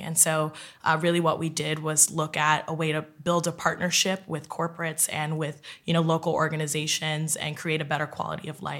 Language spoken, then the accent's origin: English; West Orange, New Jersey, United States; now in New York City, United States; I'm 28 years old, and I'm originally from West Orange, New Jersey. I currently live in New York City